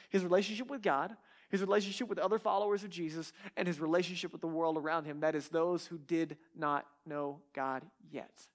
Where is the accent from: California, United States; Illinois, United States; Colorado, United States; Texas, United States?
Texas, United States; I'm from Texas